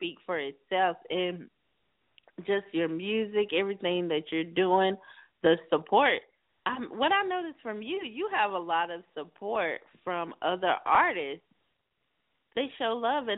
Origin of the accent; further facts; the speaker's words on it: South Carolina, United States; now in California, United States; I'm a Carolina girl, too. I'm originally from South Carolina